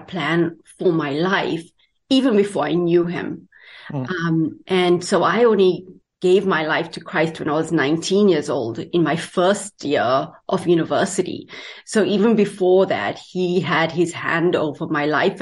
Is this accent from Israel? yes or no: no; South Africa; moved away as an adult; now in Canada; I am from South Africa.